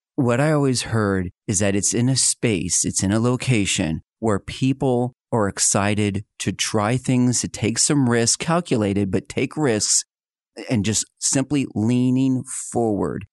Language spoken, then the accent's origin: English; outside of Philadelphia, Pennsylvania, United States; now in Northwest Arkansas, United States; I was born and raised outside of Philadelphia, Pennsylvania